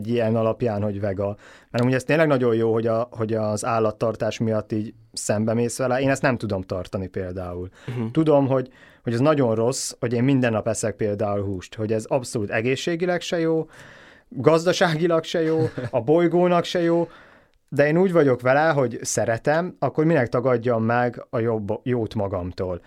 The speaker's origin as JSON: {"language": "Hungarian", "country": "Hungary", "said": "a mi magyar gondolkodásunk az a ételközeg, amivel felnőttünk"}